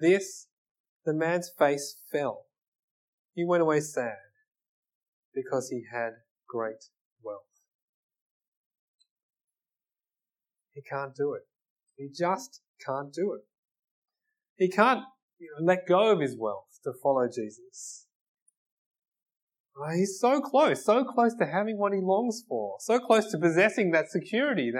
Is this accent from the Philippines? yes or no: no; Australia; I'm Australian